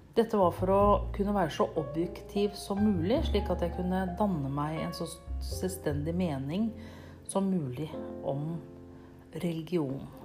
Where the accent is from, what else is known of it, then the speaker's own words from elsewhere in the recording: Nøtterøy, Vestfold, Norway; jeg kommer fra Nøtterøy i Norge